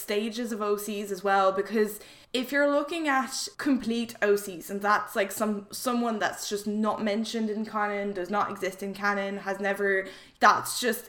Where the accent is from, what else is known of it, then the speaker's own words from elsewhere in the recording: France; English is a second language; So I'm originally French, but I studied English from a very young age.